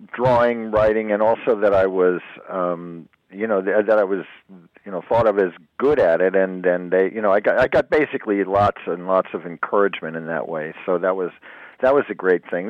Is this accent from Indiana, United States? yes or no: no; Jersey Shore, New Jersey, United States; also born or lived in Brooklyn, New York; I was born in Brooklyn, but I grew up on the Jersey Shore